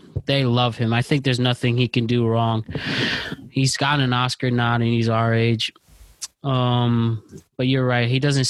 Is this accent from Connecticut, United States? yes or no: yes; Connecticut, United States; I represent the tri-state area and New England.